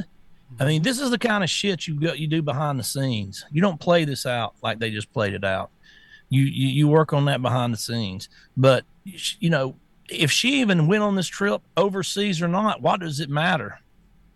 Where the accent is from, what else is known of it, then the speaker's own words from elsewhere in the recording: the South, United States; I'm from the South, and I'm kind of a redneck old guy